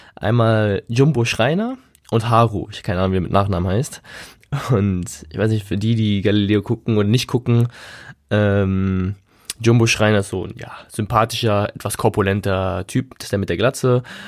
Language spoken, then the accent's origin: German; Germany; wir als Deutsche